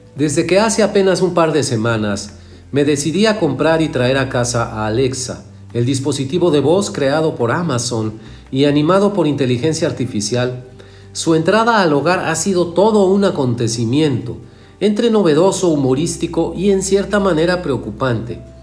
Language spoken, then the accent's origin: Spanish; Mexico; en México la escuchamos muy normalita